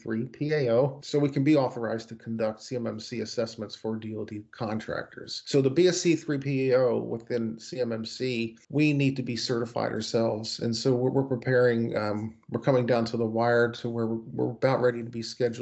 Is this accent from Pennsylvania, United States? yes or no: no; Baltimore, Maryland, United States; moved away as an adult; I'm originally from Baltimore, Maryland